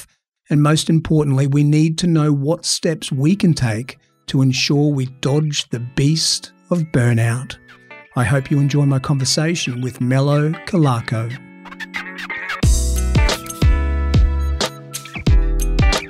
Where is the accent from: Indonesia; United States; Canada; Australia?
Australia; accent: Australian; my awful Australian accent.